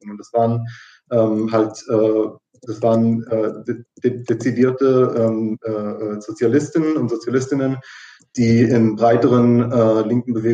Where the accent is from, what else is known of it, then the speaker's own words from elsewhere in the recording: Israel; ich bin ja in, in, in Israel aufgewachsen, äh, komplett.